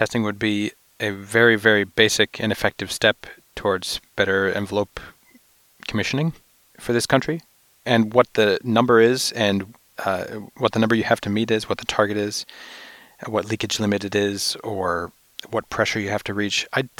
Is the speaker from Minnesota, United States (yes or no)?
no; New York, United States; I'm from New York, where I was from New York, where we did a lot of ventilation studies